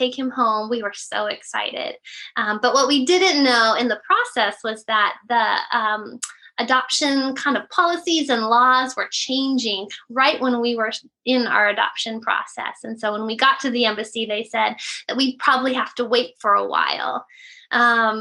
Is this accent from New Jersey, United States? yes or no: no; California, United States; I've lived in California my whole life, kind of all up and down California